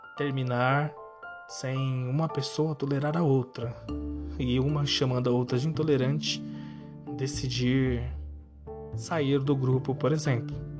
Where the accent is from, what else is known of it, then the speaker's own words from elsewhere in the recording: Brazil; somos brasileiros